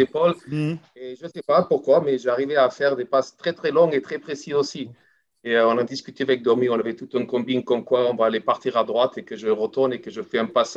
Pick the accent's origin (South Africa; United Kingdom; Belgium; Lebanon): South Africa; French is a second language; moved away as an adult; also born or lived in France; C'est pas parce que je suis pas sud-africaine, j'y serai toujours et j'ai toujours mon accent, hein, ça n'a pas changé